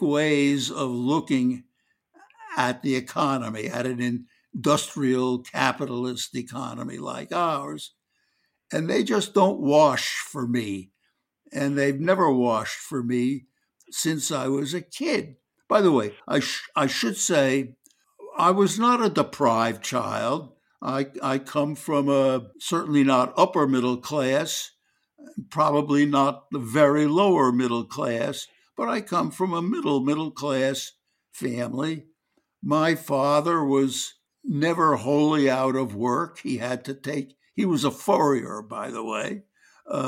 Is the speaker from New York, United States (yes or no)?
yes; New York City, New York, United States; moved away as an adult; I grew up in Brooklyn, New York